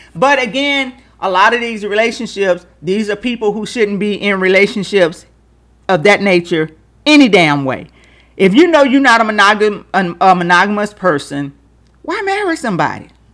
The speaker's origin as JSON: {"language": "English", "region": "Louisiana", "country": "United States", "tie": "born or raised there", "said": "growing up in Louisiana"}